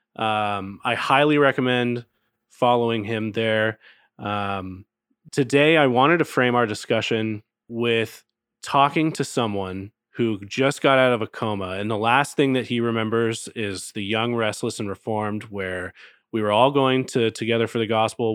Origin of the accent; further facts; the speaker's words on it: Texas, United States; I grew up in Texas